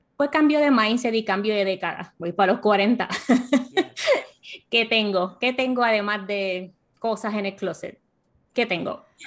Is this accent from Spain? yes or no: no; Puerto Rico; moved away as an adult; also born or lived in Miami / North Carolina; now in United States; yo nací y crecí en Puerto Rico y a los 26 años se me dio la oportunidad de mudarme a Miami y luego a Carolina del Norte